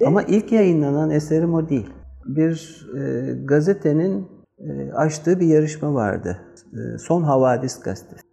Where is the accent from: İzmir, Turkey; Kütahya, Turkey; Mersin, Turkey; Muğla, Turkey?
İzmir, Turkey; Seferihisar; bir gün Seferisar'dayım. Zaten burada büyüdüm. 3 yaşında gelmişim.